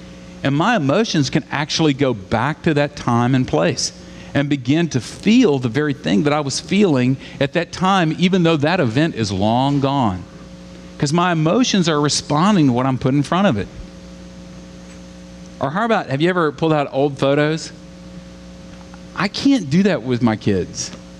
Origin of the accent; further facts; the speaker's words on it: Southern United States, United States; I grew up in the South, and it's a funny thing about being in the South is that there were revivals like every weekend.